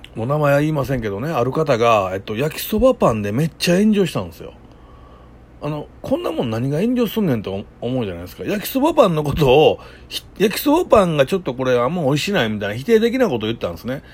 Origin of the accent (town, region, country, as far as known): Japan; also born or lived in Mexico